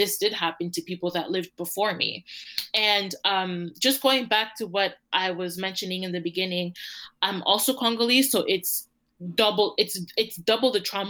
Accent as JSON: {"language": "English", "town": "Toronto", "region": "Ontario", "country": "Canada", "tie": "born or raised there", "said": "I was born and raised in Toronto for 9 years."}